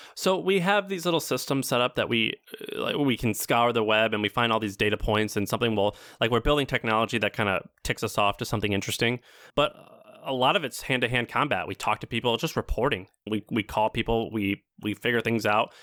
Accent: Missouri, United States; moved away; I'm from Missouri

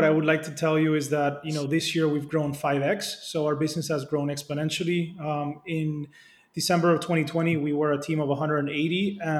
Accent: Dominican Republic; Republic, which is where our main operation is based and which is where I grew up.

